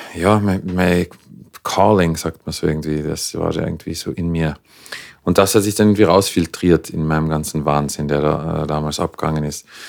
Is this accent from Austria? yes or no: yes; Klagenfurt, Carinthia, Austria; moved away as an adult; also born or lived in Vienna, Austria; now in Los Angeles, United States; ich bin ursprünglich aus Klagenfurt, ähm, habe eine wunderbare Kindheit gehabt